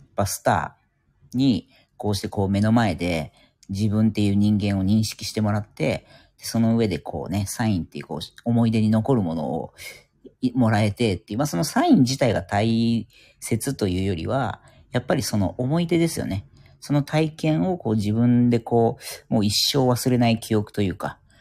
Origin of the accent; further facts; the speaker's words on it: Yokohama, Kanagawa, Japan; 地元横浜なんですけども